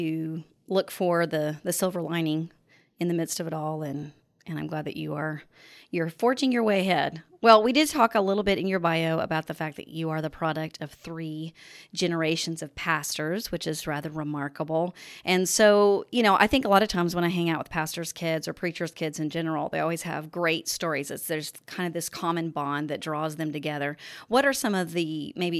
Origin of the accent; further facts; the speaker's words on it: Oklahoma, United States; Oklahoma, my home state